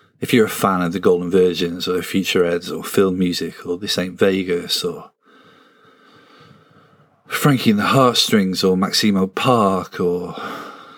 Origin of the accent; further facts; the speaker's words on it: a village near Sunderland, North East England, United Kingdom; I'm from a village that has had it hard